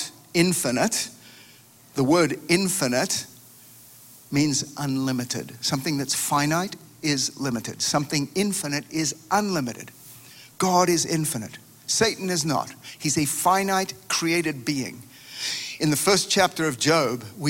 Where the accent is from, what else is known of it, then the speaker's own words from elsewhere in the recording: Australia; moved away; My home country of Australia